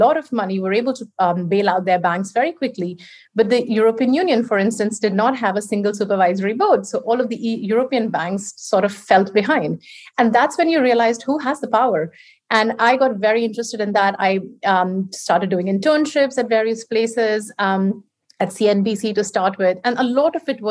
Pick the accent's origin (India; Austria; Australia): India; English is a second language; moved away as an adult; now in United Kingdom; I was brought up in India. That's where I was raised.